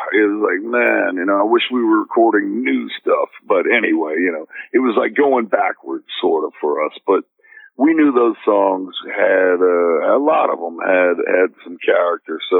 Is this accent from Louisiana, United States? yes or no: yes; New Orleans, Louisiana, United States; while I was growing up in New Orleans